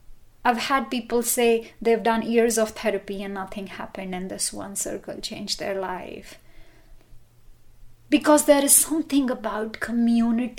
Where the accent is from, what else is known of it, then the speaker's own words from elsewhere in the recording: India; moved away as an adult; now in Boulder, United States; I was born and brought up in India, and when I came to this country in 2001